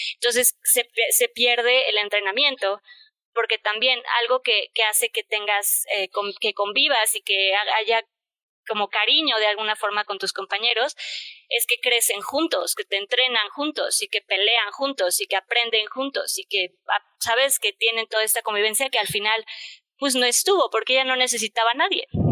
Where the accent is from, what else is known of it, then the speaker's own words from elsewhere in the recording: Mexico; en México, la verdad, somos muy malinchistas